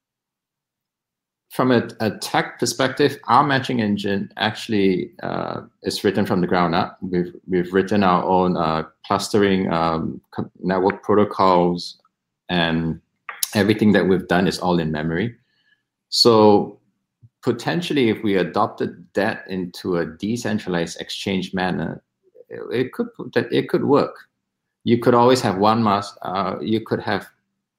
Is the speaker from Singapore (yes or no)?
yes; Singapore; I'm Singaporean